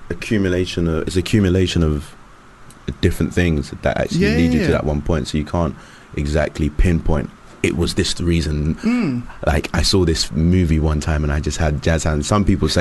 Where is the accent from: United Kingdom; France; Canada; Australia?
United Kingdom; London; I come from South London